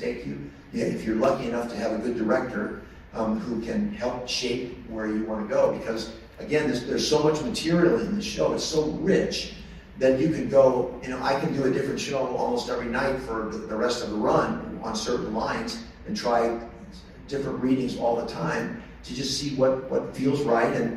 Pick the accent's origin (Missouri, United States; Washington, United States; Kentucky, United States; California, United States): Missouri, United States; St. Louis; moved away; I'm from St. Louis. My mom's in St. Louis